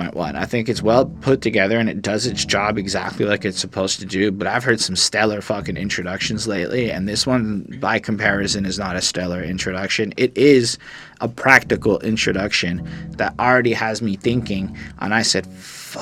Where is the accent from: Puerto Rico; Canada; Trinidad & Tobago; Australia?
Canada; as a Canadian